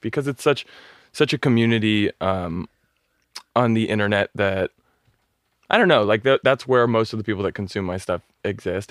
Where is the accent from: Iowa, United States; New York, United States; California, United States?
California, United States; Newport Beach; moved away as an adult; also born or lived in Los Angeles; I grew up in Orange County in Newport Beach